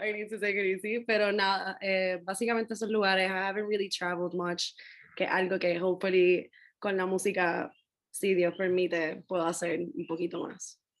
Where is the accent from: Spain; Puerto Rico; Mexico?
Puerto Rico; Gurabo; moved away; also born or lived in Mayagüez, Puerto Rico / Bayamón, Puerto Rico; yo nací en Mayagüez, pero me crié entre Gurabo y Bayamón.